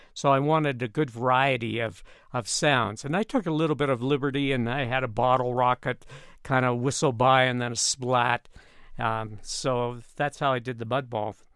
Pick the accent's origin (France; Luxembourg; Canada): Canada; moved away as an adult; now in Colorado Springs, United States; I grew up in Canada